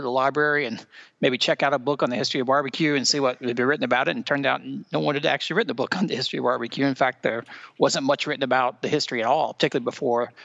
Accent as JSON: {"language": "English", "town": "Greenville", "region": "South Carolina", "country": "United States", "tie": "born or raised there", "said": "I grew up in South Carolina, up in Greenville, South Carolina, in the western part of the state"}